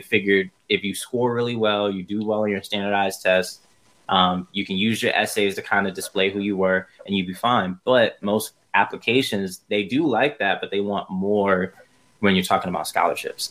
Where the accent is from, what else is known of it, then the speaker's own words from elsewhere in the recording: New York City, New York, United States; moved away as an adult; now in Irvine, United States; Originally, I come from Brooklyn, New York. And right now, I am out on the West Coast. I've lived in Irvine, California